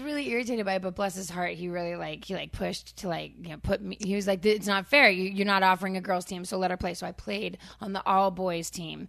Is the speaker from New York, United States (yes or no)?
no; Framingham, Massachusetts, United States; I am from Framingham, and it's one of those towns where every person that grew up in it